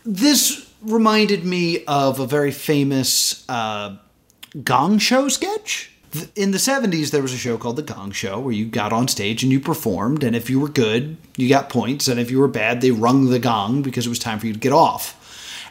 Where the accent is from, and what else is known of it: United States